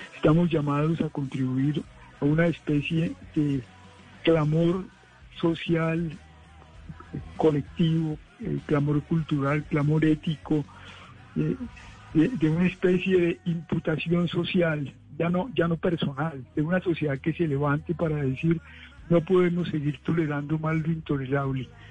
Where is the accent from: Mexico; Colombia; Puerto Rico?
Colombia; ser colombianos